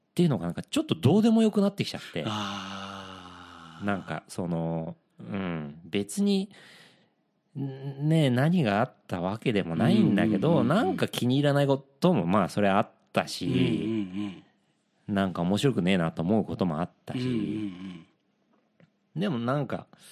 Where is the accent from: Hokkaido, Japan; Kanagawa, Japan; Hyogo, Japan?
Kanagawa, Japan; Yokohama; 地元横浜で